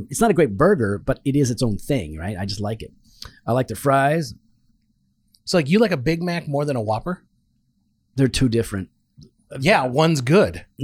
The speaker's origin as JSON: {"language": "English", "country": "Canada", "said": "that and I'm Canadian."}